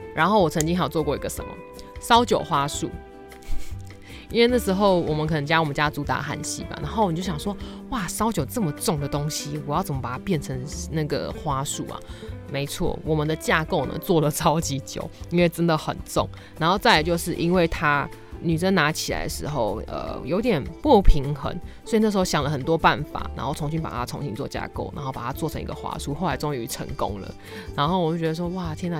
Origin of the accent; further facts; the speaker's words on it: Taiwan; 我是台湾人吗